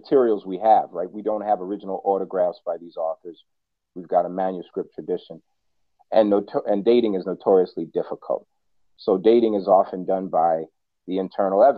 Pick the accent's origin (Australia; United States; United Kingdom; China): United States; New York; moved away as an adult; also born or lived in Washington, D.C.; now in Minneapolis, United States; I'm a New Yorker who now lives in Minneapolis